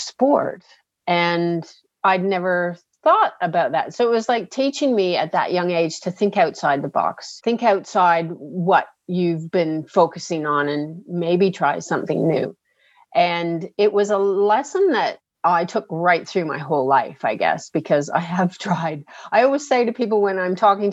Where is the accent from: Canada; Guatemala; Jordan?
Canada; moved away as an adult; now in Australia; I'm actually born in Canada. So I've been in Australia 26 years